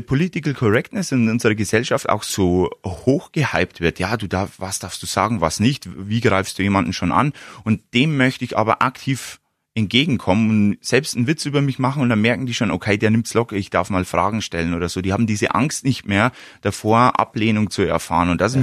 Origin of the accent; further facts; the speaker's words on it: Wollensach, Bavaria, Germany; bei mir in Wollensach, in meinem Heimatort